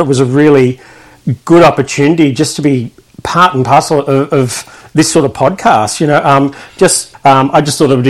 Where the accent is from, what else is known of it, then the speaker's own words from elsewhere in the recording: Sydney, New South Wales, Australia; moved away as an adult; also born or lived in Melbourne; now in Shepparton, Australia; originally I grew up in Sydney, southern Sydney, so the Sutherland Shire